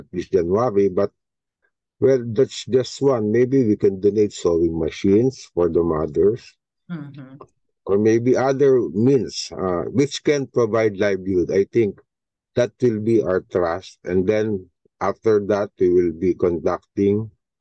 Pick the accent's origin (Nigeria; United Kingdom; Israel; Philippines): Philippines; Pasay, Metro Manila; I was born in Pasay, raised in Pasay. I live in Pasay for 40 years